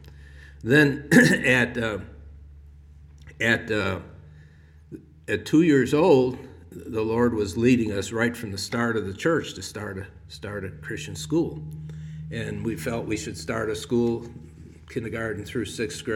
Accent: Chicago, Illinois, United States; moved away; I was from Chicago

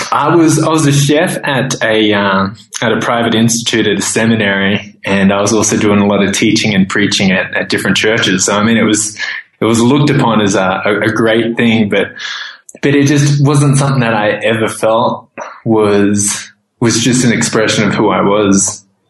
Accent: Australia; moved away as an adult; also born or lived in Thailand; growing up in Australia

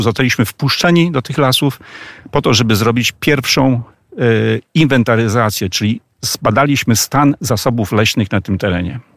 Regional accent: Przemyśl, Subcarpathian Voivodeship, Poland; Ja jestem mieszkańcem Przemyśla, urodziłem się w Przemyślu

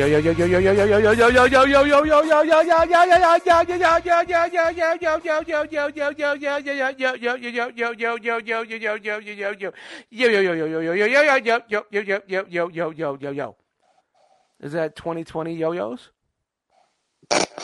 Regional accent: New York City, New York, United States; I grew up in Brooklyn in the 70s and 80s

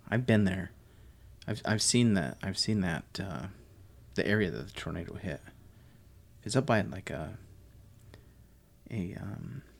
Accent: Delta, Utah, United States; now in Arizona, United States; I grew up in Utah, and the only place there's woods is like in the mountains, really. At least where I grew up, I grew up in a little town called Delta, and it's it's a high desert, and so there's no trees really except for in the mountains.

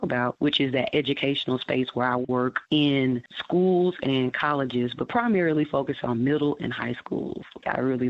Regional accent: Dallas, Texas, United States; I am actually from Dallas.

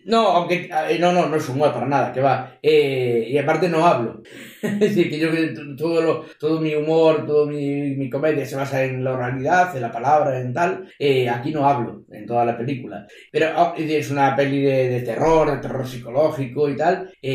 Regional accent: A Coruña, Galicia, Spain; soy de Coruña, soy de Coruña

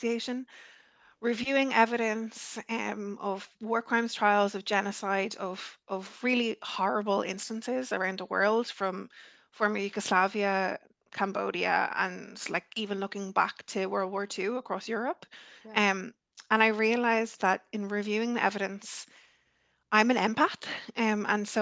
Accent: Ireland; as I was growing up in Ireland, I'm Irish

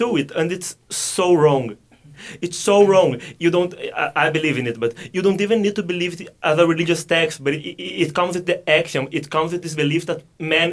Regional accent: Brazil; I'm 23, and I'm from Brazil

